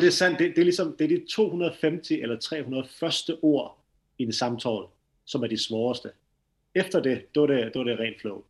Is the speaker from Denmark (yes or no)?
yes; Denmark; accent: strong Danish accent; Swedish is a second language; now in Sweden; jag är dansk, så mitt øh, svenska kommer att låta lite øh, annorlunda än, än det som ni pratar. Så jag har en väldigt stark dansk brytning på det